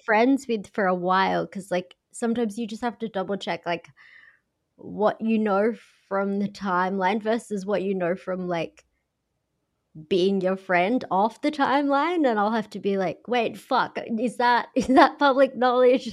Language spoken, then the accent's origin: English; Australia; accent: Australian; I'm blatantly Australian.